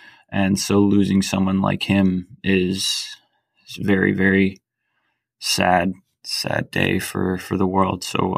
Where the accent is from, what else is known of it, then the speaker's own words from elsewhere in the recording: Tallahassee, Florida, United States; I'm also an FSU grad, and I grew up here in Tallahassee